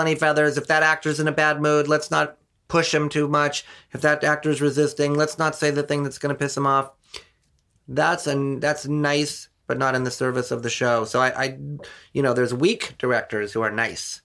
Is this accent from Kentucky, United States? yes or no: no; Santa Monica, California, United States; also born or lived in Wayne, New Jersey; I grew up in Santa Monica